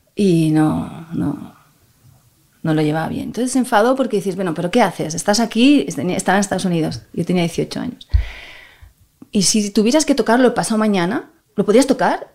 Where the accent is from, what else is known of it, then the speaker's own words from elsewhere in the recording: Barcelona, Catalonia, Spain; he nacido en Barcelona